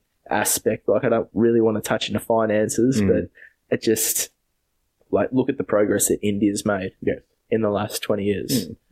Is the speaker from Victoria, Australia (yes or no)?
yes; Stanhope, Victoria, Australia; I'm from Stanhope originally.